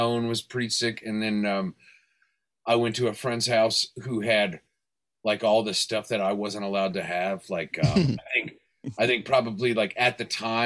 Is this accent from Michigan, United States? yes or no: no; Fresno, California, United States; also born or lived in Hollywood, Los Angeles / Van Nuys; my parents moved up to the Central Valley, like Fresno, kind of like Yosemite Valley area